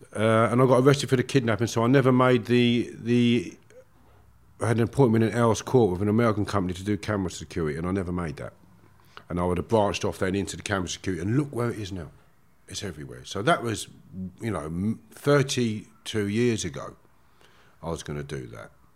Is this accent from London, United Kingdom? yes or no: yes; Harefield, London, United Kingdom; I grew up in Harefield, Middlesex, beautiful village